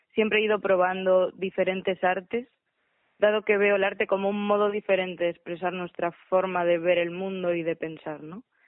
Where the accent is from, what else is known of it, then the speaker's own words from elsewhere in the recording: Galicia, Spain; soy de Galicia y soy directora escénica.